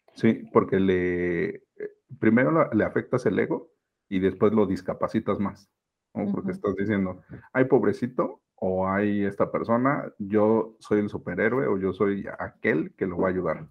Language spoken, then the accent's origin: Spanish; Mexico City, Mexico; soy originario de la Ciudad de México, soy mexicano